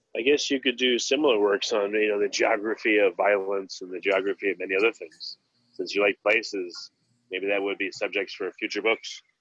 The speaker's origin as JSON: {"language": "English", "region": "New York", "country": "United States", "tie": "born or raised there", "said": "I grew up in New York"}